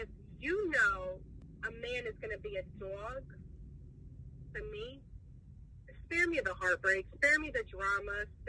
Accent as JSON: {"language": "English", "region": "New York", "country": "United States", "said": "I'm from New York."}